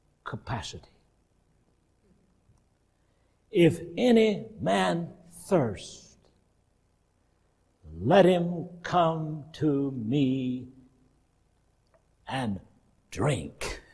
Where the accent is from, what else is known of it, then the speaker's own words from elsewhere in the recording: the South, United States; I grew up in the South where some people believe, we believe in the power in the blood and they believe in power in the tub.